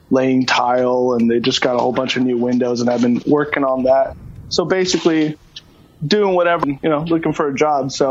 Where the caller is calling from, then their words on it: Kirkland, Washington, United States; I am at a friend's house in Kirkland, down the street from my house.